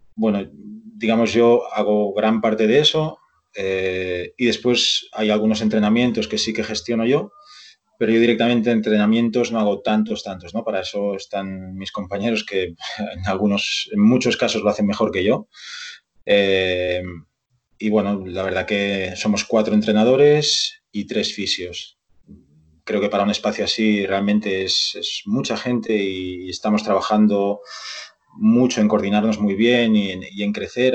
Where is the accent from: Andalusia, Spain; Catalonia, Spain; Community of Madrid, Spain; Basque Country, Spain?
Catalonia, Spain; Barcelona; moved away as an adult; now in Vigo, Spain; yo nací en Barcelona y estudié allí INEF. Eh, Todos mis estudios fueron allí